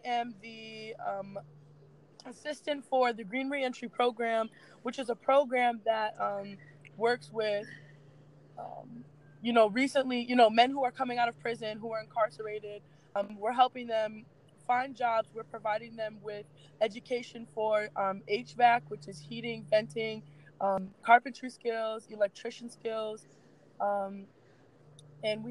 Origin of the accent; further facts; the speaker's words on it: Chicago, Illinois, United States; I'm an artist from the South Side of Chicago.